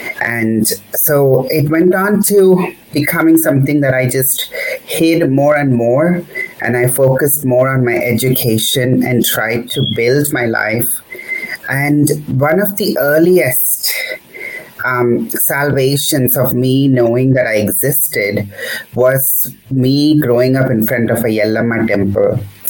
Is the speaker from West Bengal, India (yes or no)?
no; Hyderabad, Telangana, India; now in San Francisco Bay Area, United States; I grew up in a very secular city of Hyderabad in the south, where my friends were from different backgrounds